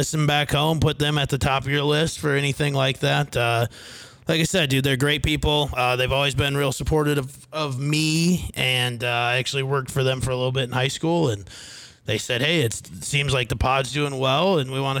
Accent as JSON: {"language": "English", "town": "Fairmont", "region": "Minnesota", "country": "United States", "tie": "born or raised there", "said": "my hometown of Fairmont, Minnesota"}